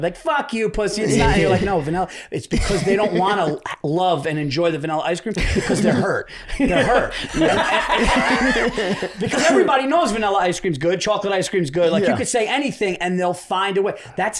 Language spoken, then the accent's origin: English; New York, United States; I'm a New Yorker born and raised